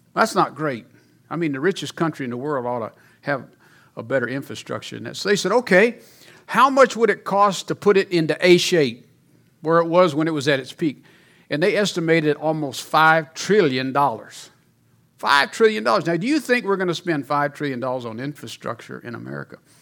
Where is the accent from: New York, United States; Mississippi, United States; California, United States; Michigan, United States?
Mississippi, United States; moved away as an adult; also born or lived in Louisiana; now in Colorado, United States; I'm from Louisiana, even though I was raised in Mississippi.